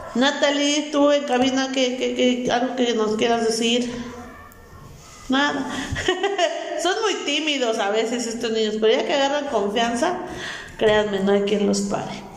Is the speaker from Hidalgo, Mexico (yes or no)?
yes; Hidalgo, Mexico; resistamos como buenos hidalguenses, mexicanos, hidalguenses y simapenses